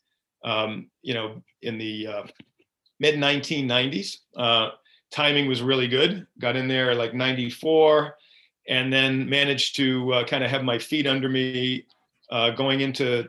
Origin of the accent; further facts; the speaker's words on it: Byfield, Massachusetts, United States; I grew up in a town called Byfield, Massachusetts, which is North Shore of Massachusetts